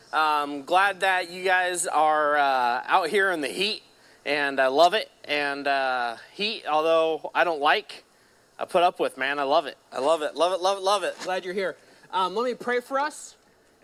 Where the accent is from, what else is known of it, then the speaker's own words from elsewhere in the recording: Modesto, California, United States; I grew up here in Modesto